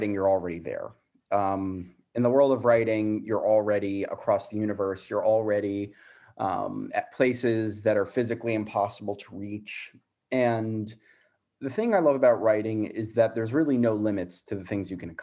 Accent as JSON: {"language": "English", "region": "South Florida", "country": "United States", "tie": "born or raised there", "also_born_or_lived": "Arizona", "said": "I grew up in Florida"}